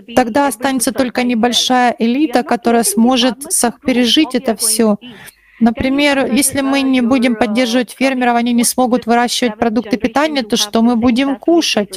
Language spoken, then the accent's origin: Russian; India; я из Индии